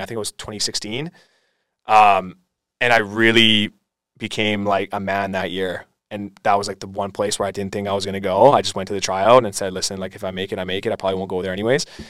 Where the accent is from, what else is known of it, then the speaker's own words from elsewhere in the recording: Aldergrove, British Columbia, Canada; moved away as an adult; also born or lived in Surrey, British Columbia / Montreal; I was actually born in Surrey, um, and then I moved to Aldergrove, a town just beside Langley, when I was about two years old. Been there ever since.